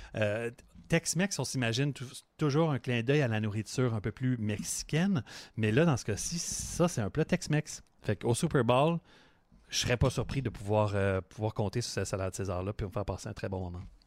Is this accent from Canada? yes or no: yes; Montreal, Quebec, Canada; je viens de Montréal, fait que ma tourtière, c'est une tourtière euh, de Montréal